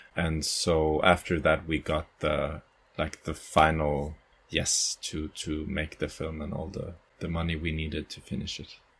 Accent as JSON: {"language": "English", "town": "Gothenburg", "region": "Västra Götaland", "country": "Sweden", "also_born_or_lived": "Caribbean", "moved": "as an adult", "lives_now": "Malmö, Sweden", "said": "I'm from Gothenburg"}